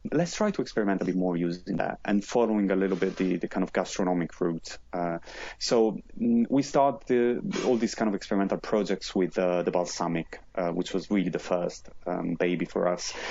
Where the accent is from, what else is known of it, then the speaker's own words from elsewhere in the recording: Modena, Emilia-Romagna, Italy; moved away as an adult; now in London, United Kingdom; I'm from Modena, which is basically just half an hour from Bologna